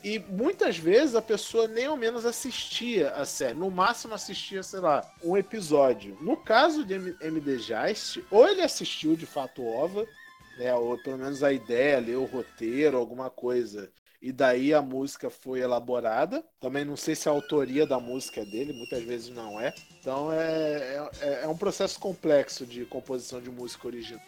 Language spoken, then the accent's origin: Portuguese; Rio de Janeiro, Brazil; somos cariocas